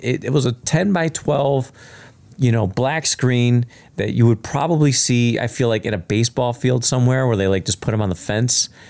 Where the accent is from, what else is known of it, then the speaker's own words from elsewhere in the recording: Chicago, Illinois, United States; I grew up in the South Side of Chicago